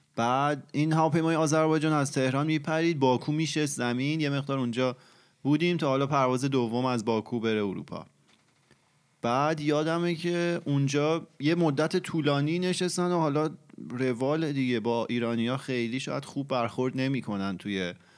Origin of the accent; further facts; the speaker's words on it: Iran; moved away as an adult; also born or lived in Tehran; من از ایران که اومدم اینجا